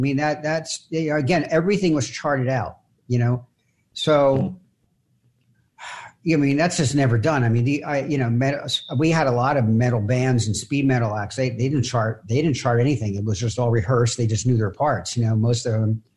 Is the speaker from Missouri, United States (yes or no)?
no; Philadelphia, Pennsylvania, United States; I'm from Philadelphia. We boot Santa Claus